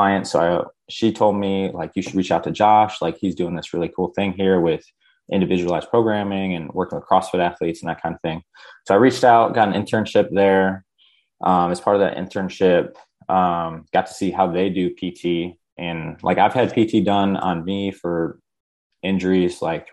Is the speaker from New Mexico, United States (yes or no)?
no; Bay City, Michigan, United States; moved away as an adult; now in South Carolina, United States; I grew up in Bay City, Michigan.